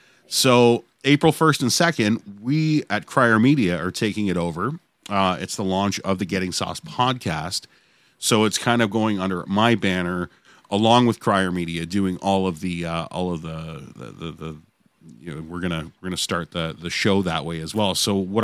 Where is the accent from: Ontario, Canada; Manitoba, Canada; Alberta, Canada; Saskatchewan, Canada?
Ontario, Canada; Hamilton; I'm from Hamilton